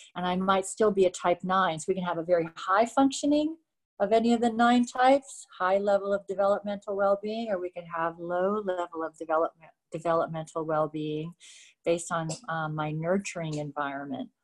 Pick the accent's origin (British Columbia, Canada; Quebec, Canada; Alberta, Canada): Quebec, Canada; Montreal; I was born in Montreal